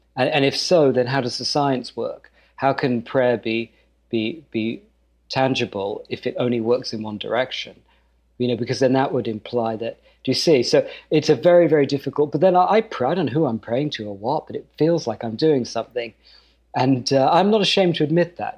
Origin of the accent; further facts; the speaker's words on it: United Kingdom; moved away; being British in in Kentucky and Texas and North Dakota